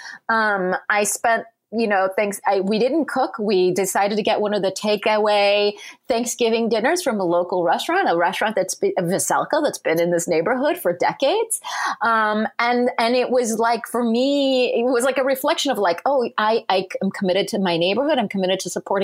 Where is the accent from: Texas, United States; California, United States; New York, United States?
California, United States; Southern; moved away; I grew up in Southern California